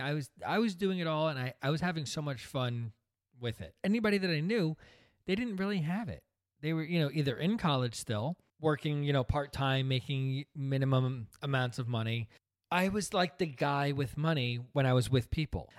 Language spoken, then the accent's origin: English; New Jersey, United States; also born or lived in Brooklyn, New York; we came from Brooklyn, and moved out to New Jersey, where my dad started this business.